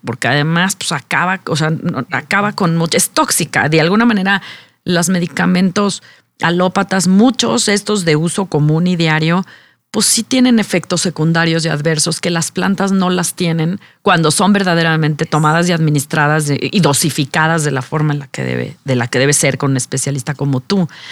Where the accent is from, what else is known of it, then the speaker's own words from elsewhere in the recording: Mexico; nuestra como mexicanos